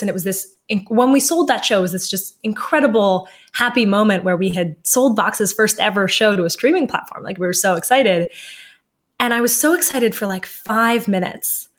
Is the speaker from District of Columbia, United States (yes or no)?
yes; Washington, District of Columbia, United States; i grew up in washington d.c